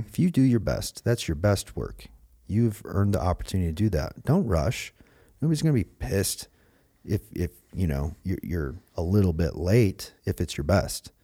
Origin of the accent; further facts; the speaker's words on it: Michigan, United States; growing up in Michigan